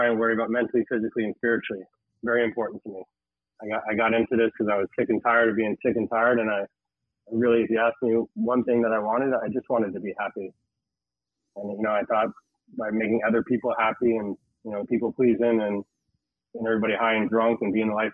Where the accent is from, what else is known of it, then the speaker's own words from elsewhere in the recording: Tamarac, Florida, United States; I grew up in Tamarack. Didn't realize I was a Tamaracker